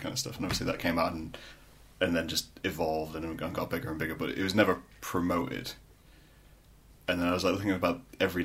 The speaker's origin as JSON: {"language": "English", "town": "Scunthorpe", "region": "Yorkshire and the Humber", "country": "United Kingdom", "moved": "yes", "lives_now": "Lincoln, United Kingdom", "said": "I'm originally from Scunthorpe"}